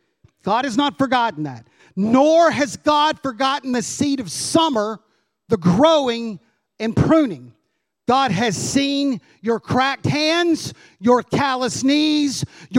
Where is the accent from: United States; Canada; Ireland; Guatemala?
United States; Kentucky; We came from Kentucky. We were on the border of Indiana. Lots of farms.